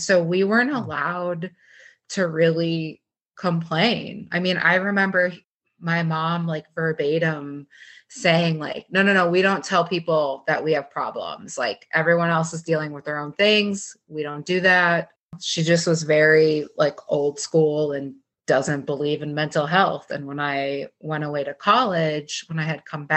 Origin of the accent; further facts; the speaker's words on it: Minnesota, United States; I grew up in Minnesota